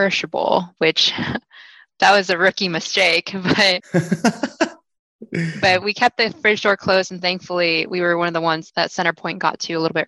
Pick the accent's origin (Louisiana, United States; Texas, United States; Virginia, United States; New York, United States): Texas, United States; Houston; I've born and raised in Houston my entire life